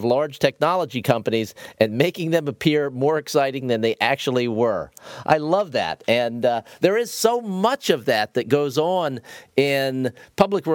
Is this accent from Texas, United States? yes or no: no; Zanesville, Ohio, United States; moved away as an adult; now in Florida, United States; I grew up in Zanesville, Ohio, spent some time at Ohio University, where I know that you went, and I did all that before moving down to Florida